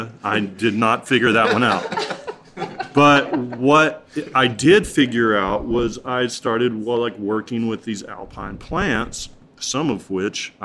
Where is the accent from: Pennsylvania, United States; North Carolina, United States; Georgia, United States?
North Carolina, United States; Western; I grew up here in Western North Carolina.